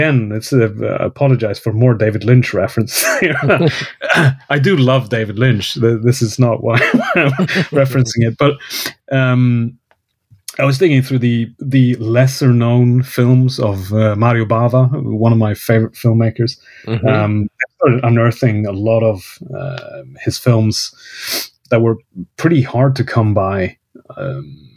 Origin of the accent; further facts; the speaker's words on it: Kiruna, Norrbotten County, Sweden; English is a second language; moved away as an adult; now in Stockholm, Sweden; my hometown, Kiruna